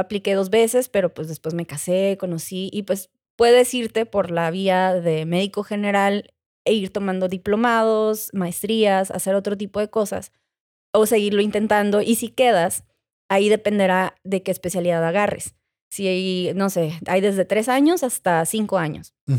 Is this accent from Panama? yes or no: no; Mexico; mi inglés mexicano